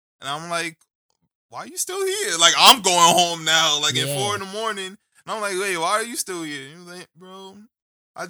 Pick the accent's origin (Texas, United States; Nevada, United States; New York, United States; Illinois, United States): New York, United States; New York City; I'm from the Bronx.